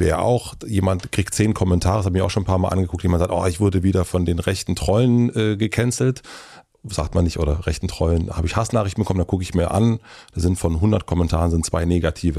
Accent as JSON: {"language": "German", "region": "Brandenburg", "country": "Germany", "tie": "born or raised there", "said": "Ich bin in Brandenburg aufgewachsen"}